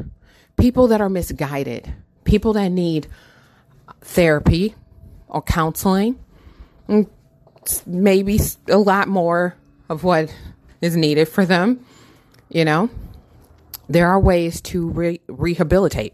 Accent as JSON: {"language": "English", "region": "Michigan", "country": "United States", "tie": "born or raised there"}